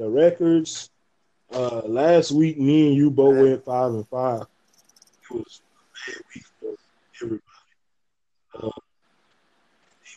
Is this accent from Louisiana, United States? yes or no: yes; Louisiana, United States; I'm from Louisiana.